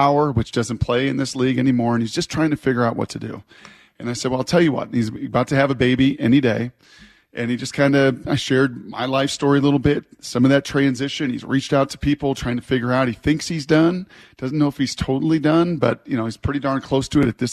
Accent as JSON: {"language": "English", "town": "Puyallup", "region": "Washington", "country": "United States", "tie": "born or raised there", "said": "My people that started in Puyallup in a warehouse in my hometown."}